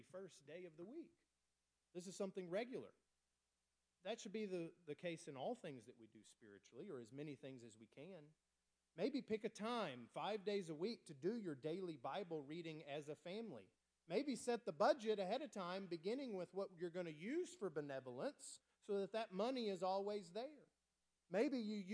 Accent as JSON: {"language": "English", "region": "West Texas", "country": "United States", "tie": "born or raised there", "moved": "yes", "said": "I grew up out in West Texas, very dry."}